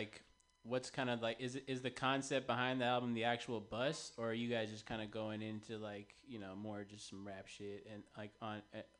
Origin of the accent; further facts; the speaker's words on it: San Francisco, California, United States; I'm from Noe Valley too